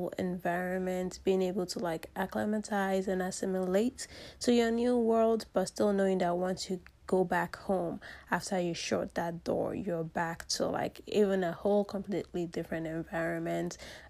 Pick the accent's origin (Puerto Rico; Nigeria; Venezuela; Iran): Nigeria; I am from the Yoruba origin in Nigeria